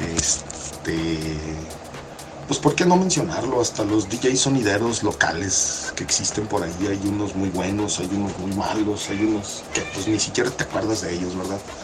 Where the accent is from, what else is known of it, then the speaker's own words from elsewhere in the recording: Mexico; crecimos en México